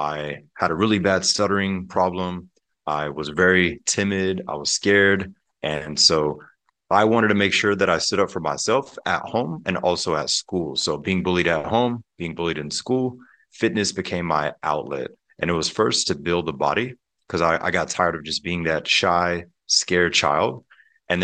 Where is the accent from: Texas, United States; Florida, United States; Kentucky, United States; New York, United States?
Florida, United States; Pensacola; Pensacola, Florida, and the Panhandle. If people are familiar with the Blue Angel Air Show, that's my home state and home city. But growing up there, we had a beautiful home in Pensacola.